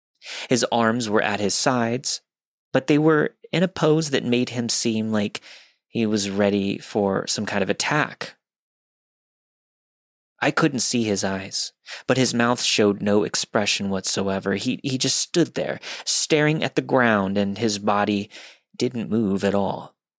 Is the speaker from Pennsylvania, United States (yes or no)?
yes; Pennsylvania, United States; This story begins in my small hometown located in the middle of nowhere, Pennsylvania. My hometown consists of about 1,100 people, one traffic light, and an equal number of churches to bars.